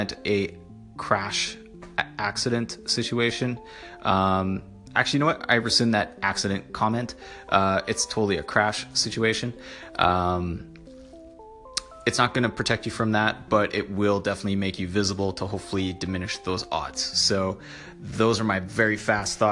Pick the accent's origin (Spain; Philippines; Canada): Canada; Being Canadian